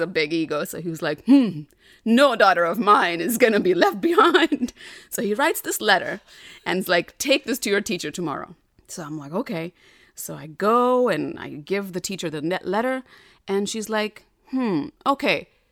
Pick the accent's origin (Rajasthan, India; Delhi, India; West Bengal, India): Delhi, India; moved away; I grew up in North Delhi, which is different than South Delhi.